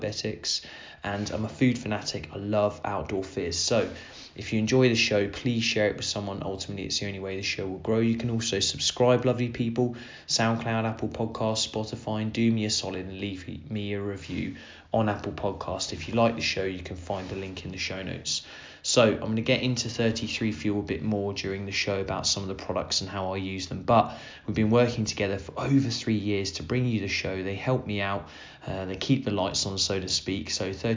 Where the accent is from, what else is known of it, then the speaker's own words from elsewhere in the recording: Suffolk, East of England, United Kingdom; near where I grew up in Suffolk